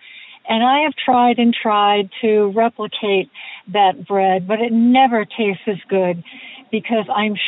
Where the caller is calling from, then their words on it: Portland, Oregon, United States; I'm calling from Portland.